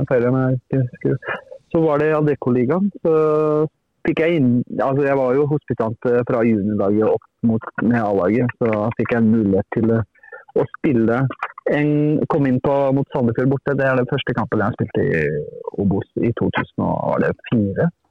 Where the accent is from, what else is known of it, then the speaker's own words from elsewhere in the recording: Turkey; Jeg er jo opprinnelig fra Tyrkia, og det er, jeg hadde ambisjoner siden jeg var liten og har følt med de store lagene i Tyrkia.